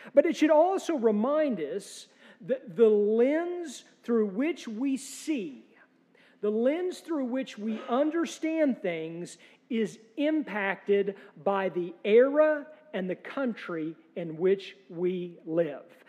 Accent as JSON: {"language": "English", "country": "United States", "said": "as American Presbyterians"}